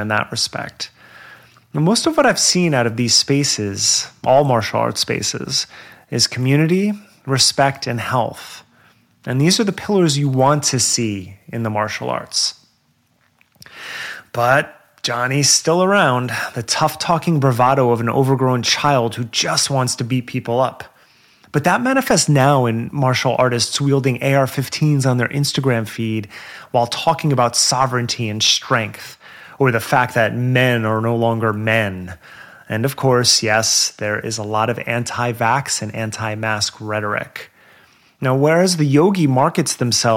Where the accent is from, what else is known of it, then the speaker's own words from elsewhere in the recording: New Jersey, United States; accent: Jersey; my Jersey accent